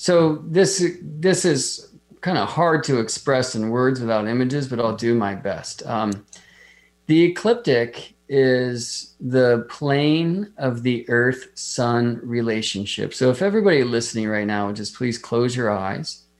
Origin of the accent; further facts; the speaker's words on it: Las Vegas, Nevada, United States; moved away; I grew up in Las Vegas